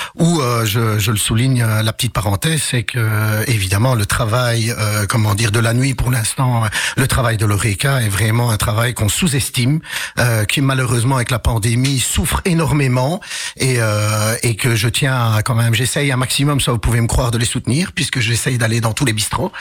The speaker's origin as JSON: {"language": "French", "town": "Charleroi", "region": "Wallonia", "country": "Belgium", "tie": "born or raised there", "also_born_or_lived": "Casablanca, Morocco", "said": "j'ai grandi à Couillet"}